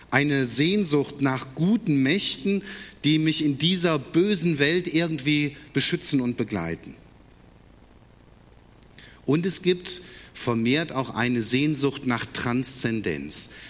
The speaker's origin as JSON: {"language": "German", "town": "Gummersbach", "region": "North Rhine-Westphalia", "country": "Germany", "tie": "born there", "said": "Wobei jetzt in Engelskirchen, ganz in der Nähe von Gummersbach, wo ich geboren bin, da gibt es seit neuestem das erste Engelmuseum in Deutschland."}